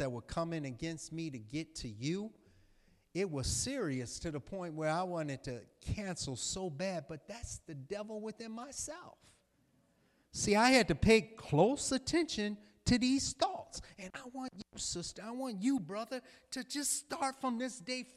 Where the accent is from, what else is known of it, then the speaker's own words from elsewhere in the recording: Chicago, Illinois, United States; I'm from Chicago